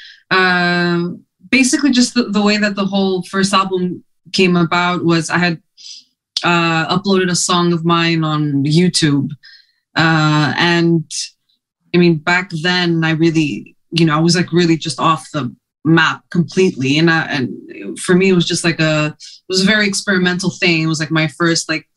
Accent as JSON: {"language": "English", "town": "Montreal", "region": "Quebec", "country": "Canada", "tie": "born or raised there", "first_language": "Greek", "said": "English and French, of course, when you're growing up in Montreal"}